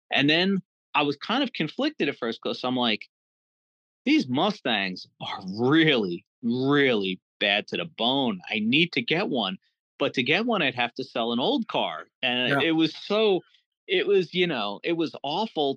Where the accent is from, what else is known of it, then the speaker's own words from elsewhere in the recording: Jersey City, New Jersey, United States; I grew up in Jersey City.